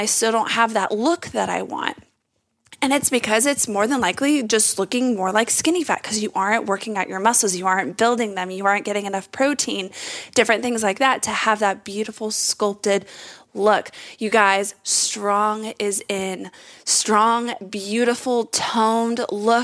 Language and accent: English; Texas, United States; I'm from Texas and I'm just saying the word y'all